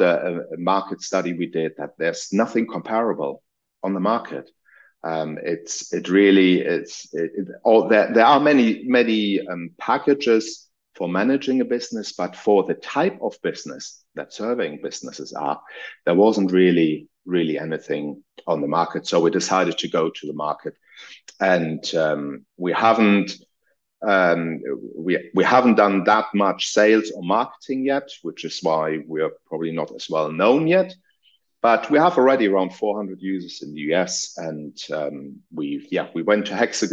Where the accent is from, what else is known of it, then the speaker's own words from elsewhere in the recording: Germany; moved away as an adult; also born or lived in Munich, Germany / United Kingdom; I'm originally from Germany.